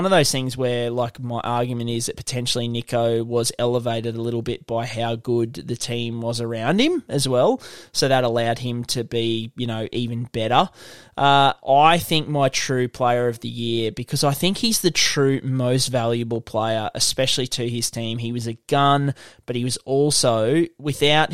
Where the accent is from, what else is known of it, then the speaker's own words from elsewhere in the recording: Queensland, Australia; as a Queenslander